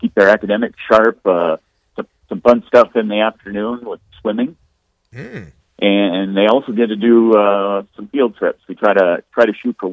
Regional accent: Vermillion, South Dakota, United States; also born or lived in Yankton, South Dakota; now in Sioux Falls, United States; born and raised in Vermillion, so haven't ventured too far from home

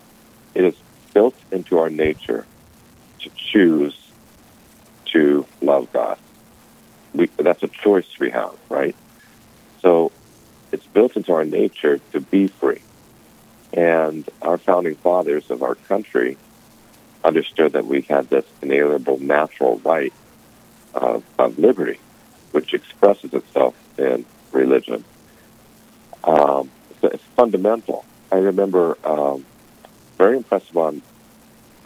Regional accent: California, United States; moved away as an adult; now in North Dakota, United States; I'm originally from California

